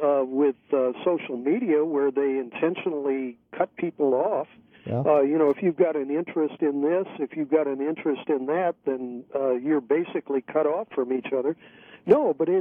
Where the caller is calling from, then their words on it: California, United States; I'm calling you from California